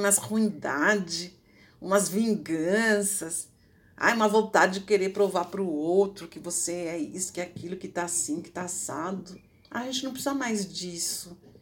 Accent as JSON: {"language": "Portuguese", "town": "Ribeirão Pires", "region": "São Paulo", "country": "Brazil", "tie": "born or raised there", "said": "eu onde eu morava ali, Ribeirão Pires, quem é dali, minha cidade natal"}